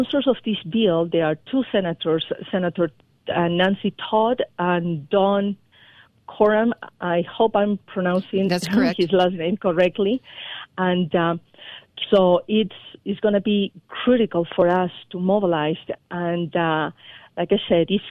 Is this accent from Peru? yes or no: yes; Peru; moved away as an adult; now in United States; I was born in Peru